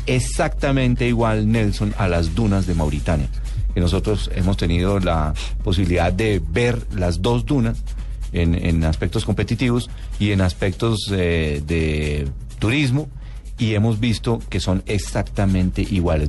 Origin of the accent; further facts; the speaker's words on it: Colombia; nosotros como colombianos